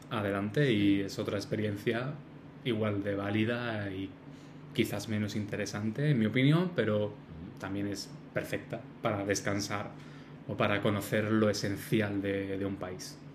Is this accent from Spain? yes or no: yes; Spain; nosotros somos españoles somos de España